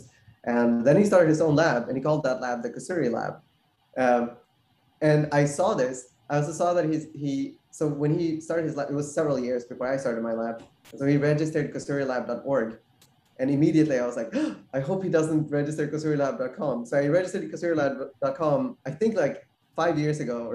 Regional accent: Sweden; moved away as an adult; also born or lived in New York; now in San Diego, United States; I grew up in Sweden, went to college in Sweden, and then I came to New York for my graduate school for PhD

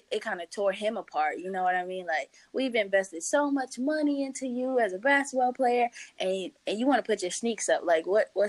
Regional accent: St. Louis, Missouri, United States; I got an op- opportunity to go intern at Anheuser-Busch in St. Louis, actually back in my hometown.

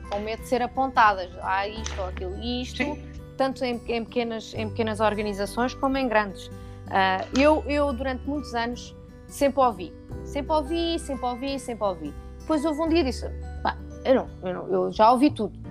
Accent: France; eu {S1} estou no e sou francês. Epá, e foi uma. Um, é um, Bah, a França é um Estado social, não é?

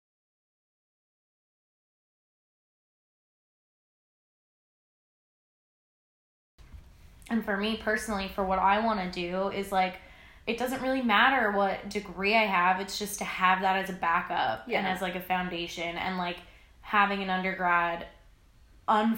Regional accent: Newfoundland and Labrador, Canada; now in Halifax, Canada; We're both from Newfoundland.

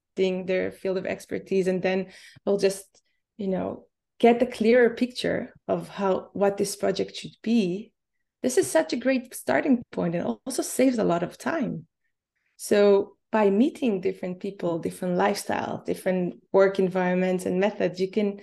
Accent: Israel; moved away; I'm originally from Israel

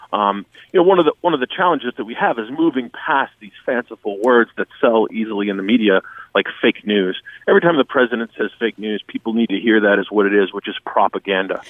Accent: Boston, Massachusetts, United States; I grew up in Boston around the time of, you know, Whitey Bulger and the Winter Hill Gang

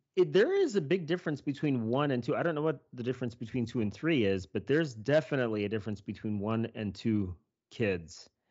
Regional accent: Kansas, United States; I'm from Kansas. That's where I was born and raised.

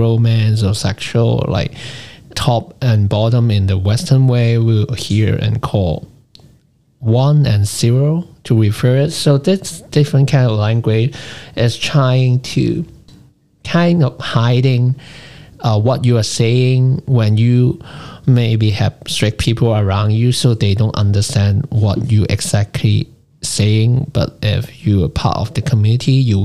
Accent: Hong Kong; growing up in Hong Kong

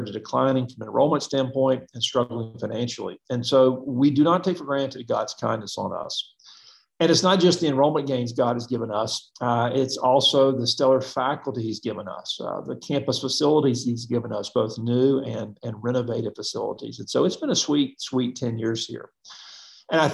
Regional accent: Mobile, Alabama, United States; moved away; I'm from Mobile, Alabama. My wife's from Mobile, Alabama. And we both grew up in Christian homes and Baptist churches.

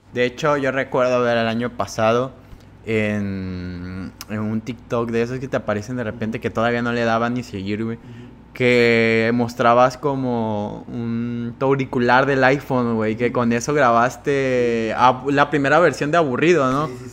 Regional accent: Cárdenas, Tabasco, Mexico; moved away; Yo soy de Cárdenas

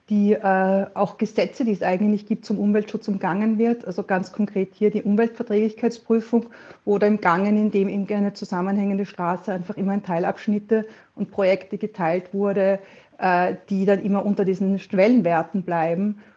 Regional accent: Vienna, Austria; now in Mattighofen, Austria; ich bin Wienerin, lebe jetzt in Oberösterreich im, im Mattigtal, das ist bei Mattighofen im Innviertel nördlich von Salzburg

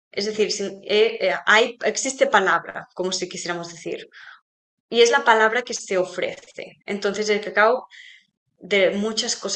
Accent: Spain; a ver, nosotros somos españolas

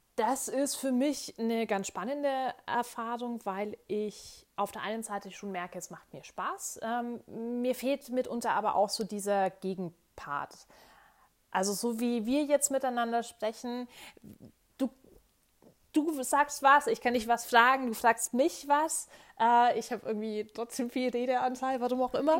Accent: Bavaria, Germany; now in Munich, Germany; Ich bin äh, hier aufgewachsen

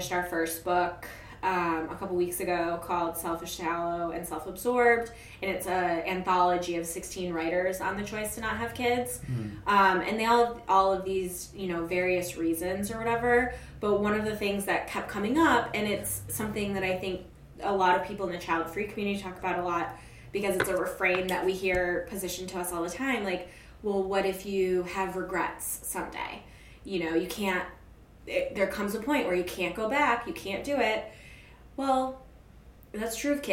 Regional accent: Alaska, United States; also born or lived in Chicago; now in New York, United States; I'm from Alaska

